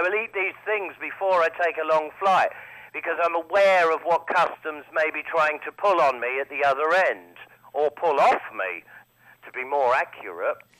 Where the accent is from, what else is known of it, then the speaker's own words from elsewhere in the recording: United Kingdom; I am a British product myself.